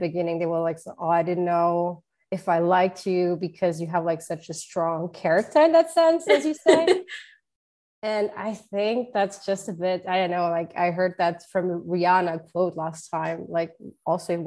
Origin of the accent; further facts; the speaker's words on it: Luxembourg; English is a second language; moved away as an adult; now in Washington, D.C., United States; my parents are from Portugal. So I have like Portuguese roots, but was born in Luxembourg